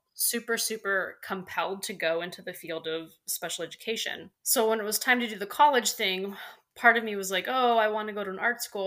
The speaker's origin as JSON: {"language": "English", "town": "San Diego", "region": "California", "country": "United States", "tie": "born or raised there", "also_born_or_lived": "Maryland / Colorado", "said": "So I, I grew up in San mm. Diego"}